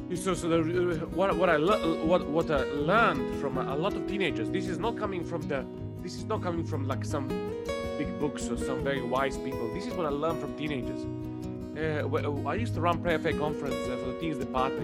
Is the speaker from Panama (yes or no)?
no; Serbia; English is a second language; moved away as an adult; also born or lived in Cornwall; now in Watford, United Kingdom; I originally come from uh, Serbia. I was born in 1982